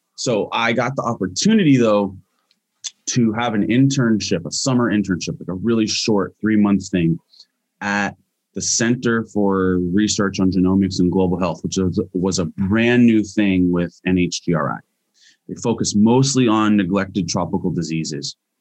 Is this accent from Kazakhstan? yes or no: no; Hawaii, United States; moved away; also born or lived in Hilo / Kaneohe / Washington / California; I am native Hawaiian